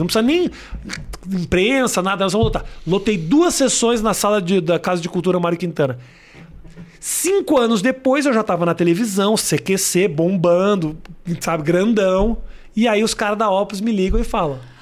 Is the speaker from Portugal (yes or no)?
no; Porto Alegre, Rio Grande do Sul, Brazil; moved away as an adult; Quando eu saí de Porto Alegre